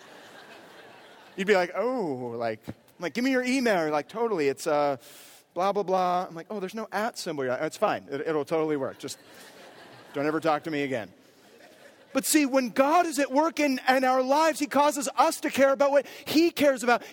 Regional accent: near Berkeley, California, United States; I grew up near Berkeley

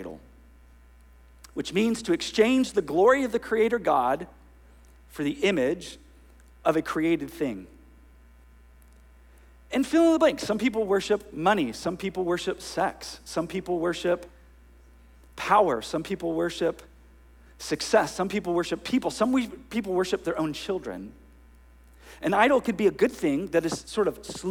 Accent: Northern California, United States; now in Ventura, United States; I grew up in Northern California where, forgive me, children, everything was hella this and hella

